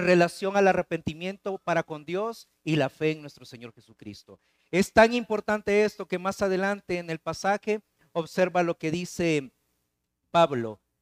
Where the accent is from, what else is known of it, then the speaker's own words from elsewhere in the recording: El Salvador; moved away; Claudia y yo este, somos eh, salvadoreños